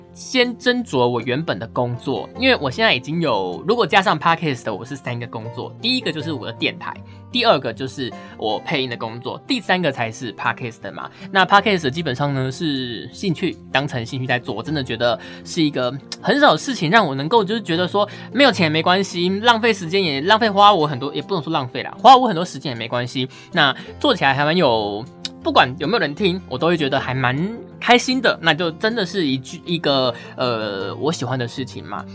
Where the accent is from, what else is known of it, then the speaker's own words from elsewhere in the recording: Taiwan; 我们台湾人